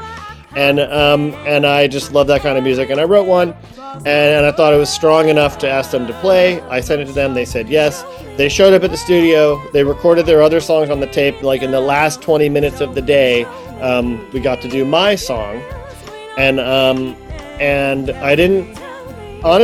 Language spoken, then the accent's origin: English; Ohio, United States; moved away; I'm from Ohio